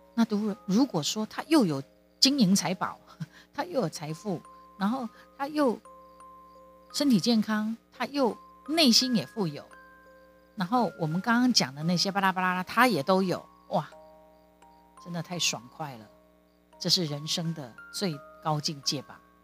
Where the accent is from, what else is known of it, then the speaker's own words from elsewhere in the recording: Kaohsiung, Taiwan; 我们后来搬离开三明区。之前我们是住在三明区九如二路，他是我成长的地方